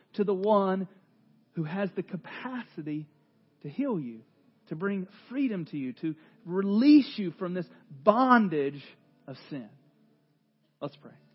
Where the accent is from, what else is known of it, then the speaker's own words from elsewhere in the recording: North Carolina, United States; I am from North Carolina